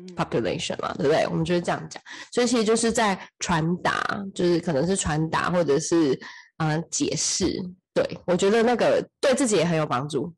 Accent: Taiwan; moved away as an adult; also born or lived in United States; 其实我又不是在美国长大的，我明明就是所有的人生大部分都还是在台湾

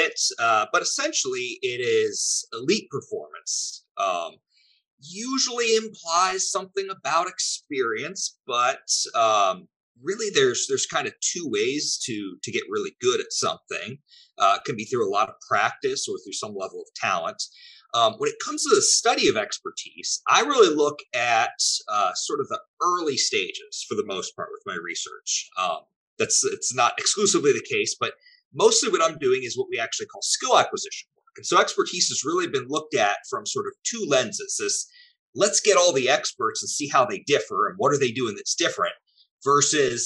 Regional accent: Ohio, United States; moved away as an adult; also born or lived in North Carolina; now in Texas, United States; I did a little pit stop up in my home state of Ohio at a postdoc at Case Western Reserve University

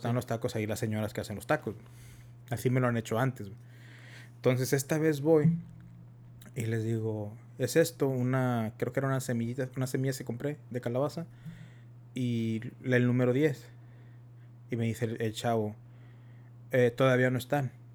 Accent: United States; somos de Estados Unidos, somos mexicanos, americanos y tenemos el tex tenemos el, inglés y el español

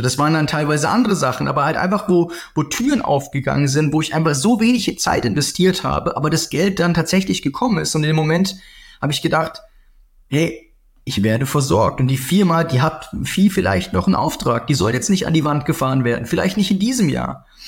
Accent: Southern Germany, Germany; Ich komme ganz aus dem Süden

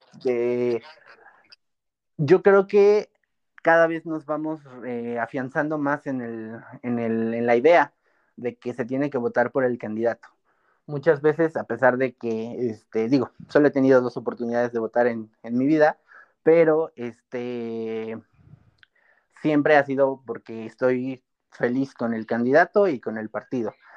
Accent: Mexico; also born or lived in Pachuca, Hidalgo; todavía no estamos preparados como cultura mexicana, como población de México

